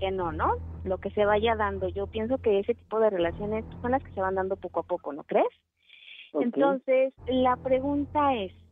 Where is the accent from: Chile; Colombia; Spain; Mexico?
Mexico; Mexico City; de aquí de la Ciudad de México